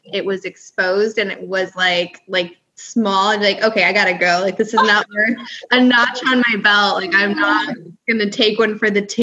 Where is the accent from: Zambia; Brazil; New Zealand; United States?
United States; California; born there; also born or lived in upstate New York; No, so I was born in California and then spent some time in upstate, and then I've been in the South longer than anywhere else. I've been oh. down here for like 11 years now.